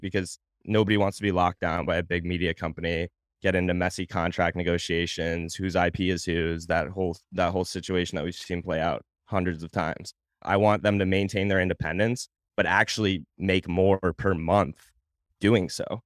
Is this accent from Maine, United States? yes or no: yes; Portland, Maine, United States; moved away as an adult; also born or lived in Virginia / Fort Campbell / Savannah; now in Nashville, United States; So, I'm from Portland, Maine, originally, born and raised there, or actually not born, I was born in Virginia, I moved there shortly after I was born.